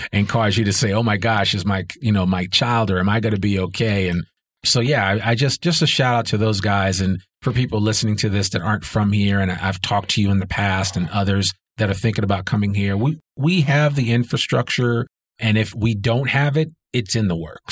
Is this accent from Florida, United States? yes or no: no; New York, United States; now in Northwest Arkansas, United States; I grew up right outside of New York City